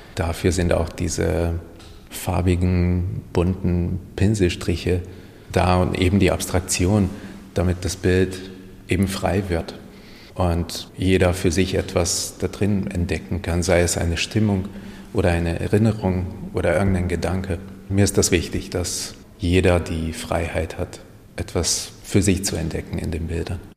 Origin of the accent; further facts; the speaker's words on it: Hungary; first language Hungarian; German is a second language; now in Germany; Ungarisch ist meine Muttersprache